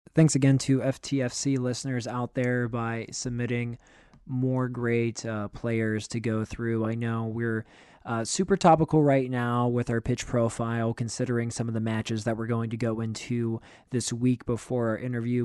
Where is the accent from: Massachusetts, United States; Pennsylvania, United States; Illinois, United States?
Pennsylvania, United States; Western; I grew up in Western Pennsylvania.